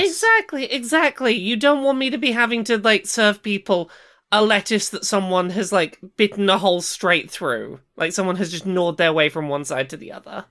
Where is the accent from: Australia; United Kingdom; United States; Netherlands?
United Kingdom; I'm British.